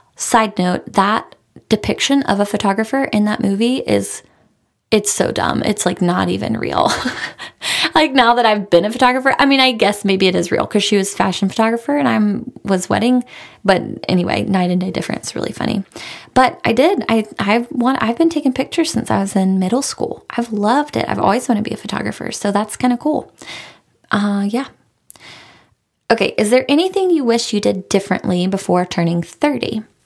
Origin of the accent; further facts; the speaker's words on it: Raleigh, North Carolina, United States; I am from Raleigh. I'm a Raleigh girl. My husband is a Raleigh guy. We're both born and raised here